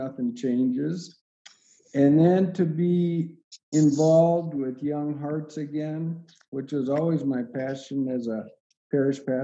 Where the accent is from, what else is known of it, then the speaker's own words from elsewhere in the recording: Montana, United States; growing up in Montana